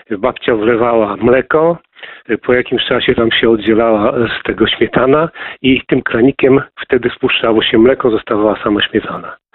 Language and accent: Polish; Masovian Voivodeship, Poland; moved away; ja pochodzę z Mazowsza i tam się na to mówiło nie centerfuga, centerfuga, tylko centerfuga, tak lokalnie.